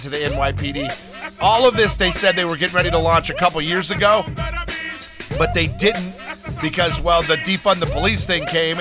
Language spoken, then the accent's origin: English; Los Angeles, California, United States; moved away; also born or lived in New York City; I have lived and worked in both. And I am from Los Angeles